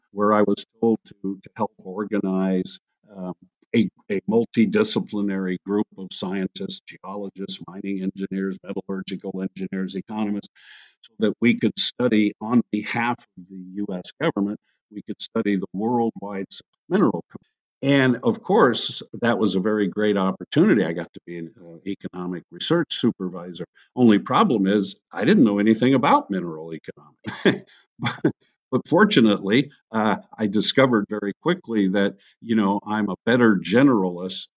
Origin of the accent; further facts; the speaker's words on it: Hawaiian Islands, United States; moved away; I grew up in the Hawaiian Islands, which was a, a remarkably multi ethnic, multicultural environment